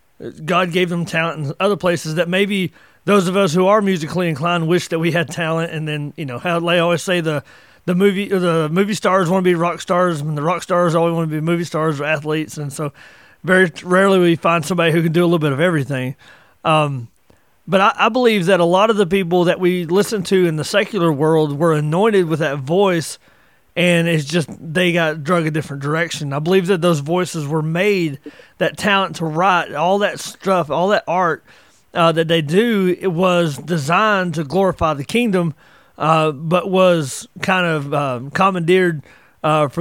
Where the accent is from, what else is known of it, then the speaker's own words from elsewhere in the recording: the South, Appalachia, United States; growing up in the South, growing up in the mountains, Appalachia, we were, you know, I grew up in the 80s